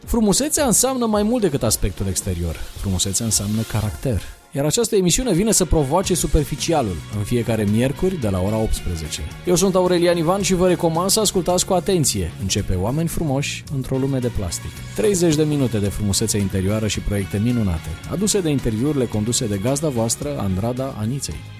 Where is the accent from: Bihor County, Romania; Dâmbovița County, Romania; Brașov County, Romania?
Brașov County, Romania; Brașov; also born or lived in Germany; sunt născut în Brașov, acum, acum 26 de ani. Da, toată, aproape toată viața mea am petrecut-o în Brașov